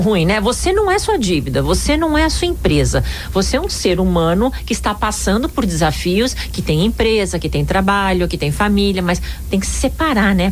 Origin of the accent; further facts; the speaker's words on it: Brazil; Nós somos brasileiros